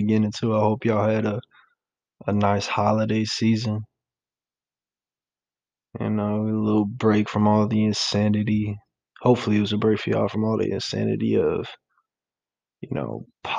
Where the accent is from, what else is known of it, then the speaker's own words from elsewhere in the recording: New York, United States; I'm from New York